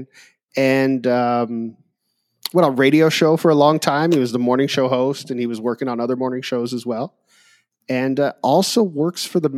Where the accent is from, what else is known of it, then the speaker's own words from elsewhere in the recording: California, United States; now in Hawaii, United States; growing up in California